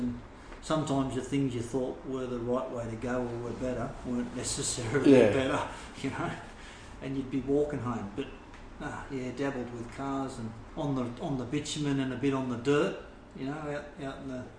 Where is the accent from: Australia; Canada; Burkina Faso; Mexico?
Australia; Sydney, New South Wales; born or raised there